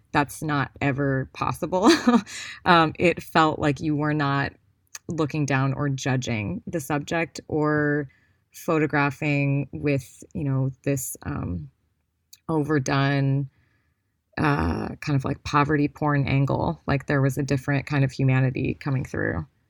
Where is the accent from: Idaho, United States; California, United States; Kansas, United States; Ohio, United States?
Ohio, United States; Cleveland; I grew up in Cleveland, Ohio